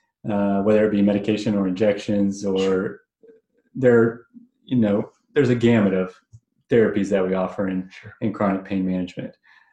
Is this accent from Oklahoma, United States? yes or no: yes; Edmond, Oklahoma, United States; also born or lived in Chicago; I grew up here in Edmond, Oklahoma. I went to undergrad at University of Oklahoma and also spent a few years at Wheaton College up near Chicago.